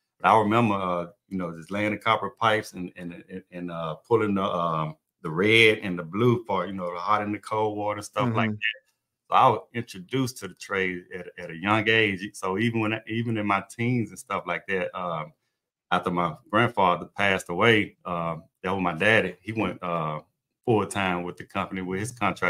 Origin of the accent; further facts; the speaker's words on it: Mississippi, United States; moved away as an adult; also born or lived in Gulf Coast, Mississippi; now in Texas, United States; I'm from Mississippi, and I was in Vicksburg